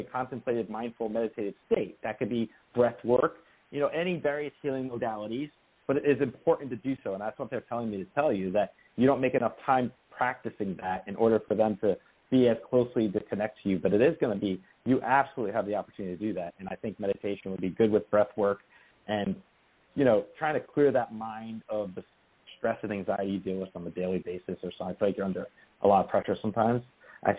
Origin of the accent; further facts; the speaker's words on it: New Jersey, United States; The house I grew up in New Jersey.